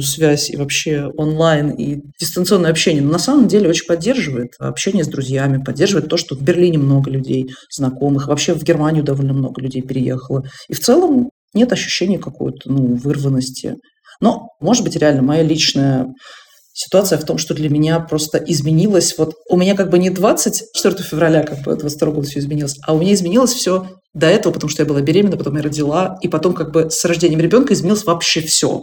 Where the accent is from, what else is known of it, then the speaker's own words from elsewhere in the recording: Russia; moved away as an adult; now in Germany; я из России